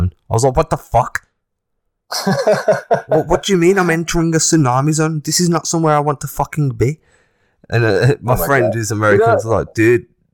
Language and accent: English; England, United Kingdom; being English